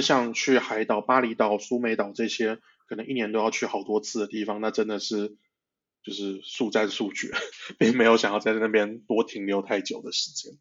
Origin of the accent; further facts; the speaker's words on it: Taiwan; also born or lived in Malaysia / Saudi Arabia; 所以我在马来西亚出生，那在台湾长大